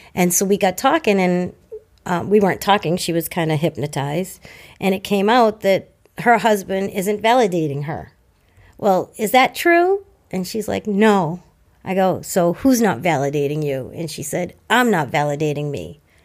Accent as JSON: {"language": "English", "town": "Hanover", "region": "Massachusetts", "country": "United States", "tie": "born or raised there", "said": "I grew up in Hanover. I was born in Hanover"}